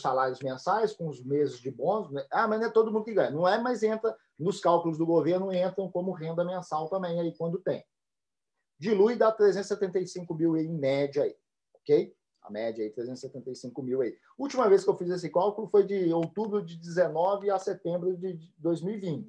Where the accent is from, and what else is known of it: Minas Gerais, Brazil; now in Japan